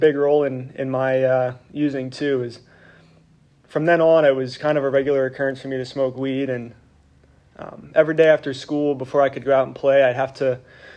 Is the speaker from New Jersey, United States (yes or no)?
no; Reading, Pennsylvania, United States; I grew up in Reading, Pennsylvania.